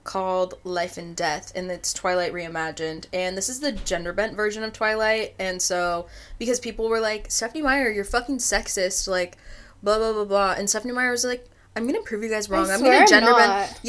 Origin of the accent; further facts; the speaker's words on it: Oregon, United States; from my hometown, because I'm very northern Oregon, I don't know how far it would be from my hometown to Forks.